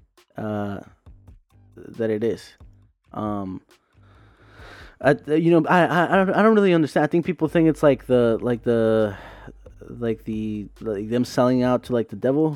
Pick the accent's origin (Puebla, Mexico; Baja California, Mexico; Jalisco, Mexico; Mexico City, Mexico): Baja California, Mexico; Tijuana; I'm from Tijuana, Mexico.